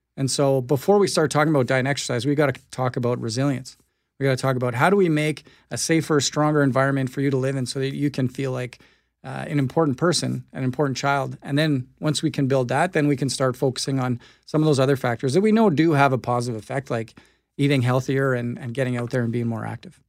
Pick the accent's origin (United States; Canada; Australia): Canada; Winnipeg, Manitoba; I grew up in the North End. I went to Sisler High